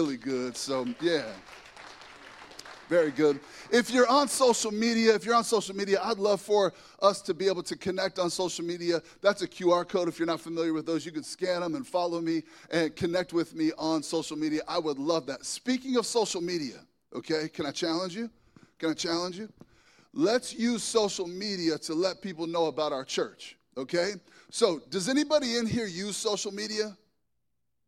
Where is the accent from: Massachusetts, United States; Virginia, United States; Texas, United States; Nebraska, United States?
Nebraska, United States; Lincoln; I am from Lincoln, Nebraska